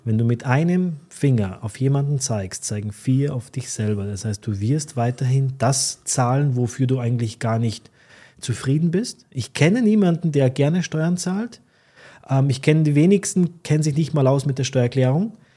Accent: Austria; now in Dubai, United Arab Emirates; Als Österreicher

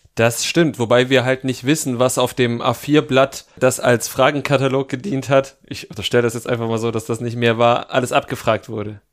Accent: Thuringia, Germany; moved away; aus meiner Jugend in Thüringen.

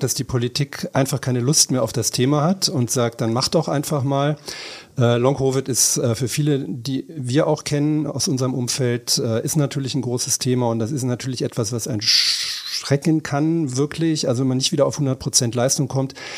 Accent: Berlin, Germany; Wir sind ja Berliner.

